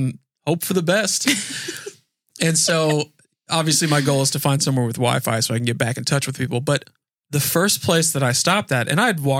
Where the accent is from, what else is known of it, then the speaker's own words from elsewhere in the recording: Naples, Florida, United States; I'm from Naples